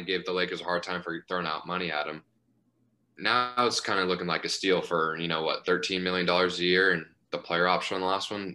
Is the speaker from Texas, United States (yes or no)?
yes; Dallas, Texas, United States; growing up in Dallas